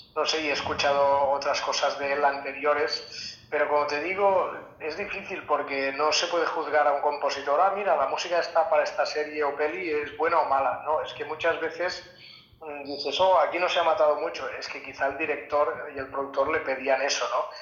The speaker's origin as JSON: {"language": "Spanish", "region": "Catalonia", "country": "Spain", "tie": "born or raised there", "said": "en mi pueblo se pues había una copla, se tocaban muchas sardanas"}